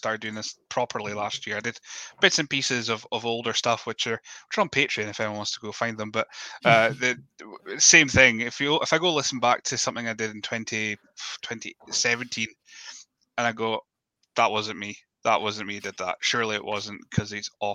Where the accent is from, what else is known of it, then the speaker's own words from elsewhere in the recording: Scotland, United Kingdom; accent: Scottish; my accent, my own voice when I mock it is thicker Scottish than it actually is